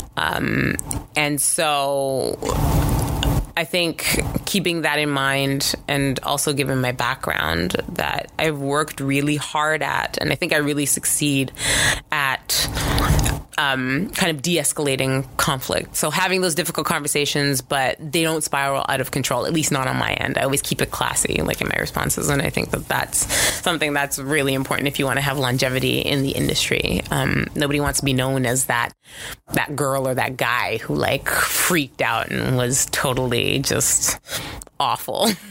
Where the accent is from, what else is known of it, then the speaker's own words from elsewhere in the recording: Canada; I am Canadian